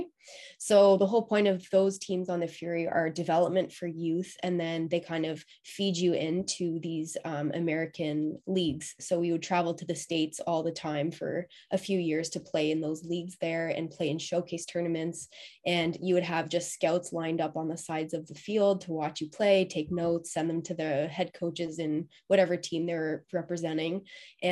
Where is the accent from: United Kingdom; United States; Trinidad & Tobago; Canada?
Canada; Ottawa, Ontario; growing up in Ottawa